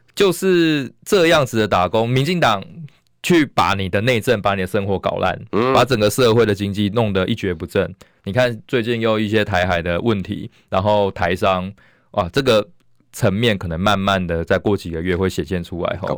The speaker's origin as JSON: {"language": "Chinese", "country": "Taiwan", "said": "我们台湾"}